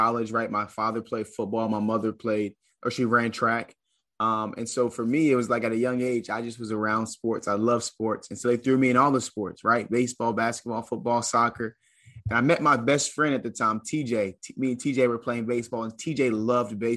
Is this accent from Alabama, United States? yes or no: no; Charleston, South Carolina, United States; also born or lived in Atlanta, Georgia; play at a mid-major Division I school in my hometown